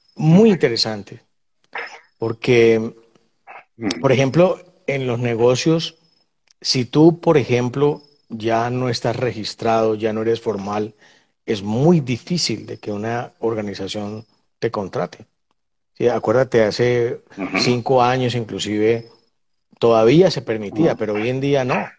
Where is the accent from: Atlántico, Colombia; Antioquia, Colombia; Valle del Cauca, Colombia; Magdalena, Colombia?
Valle del Cauca, Colombia; Buenaventura; yo soy de Buenaventura